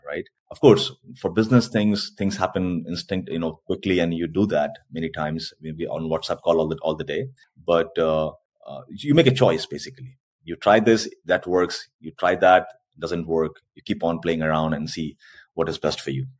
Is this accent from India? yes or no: yes; India; first language Hindi; English is a second language; moved away as an adult; also born or lived in Korea; now in South Korea; in India also we have a lot of dialects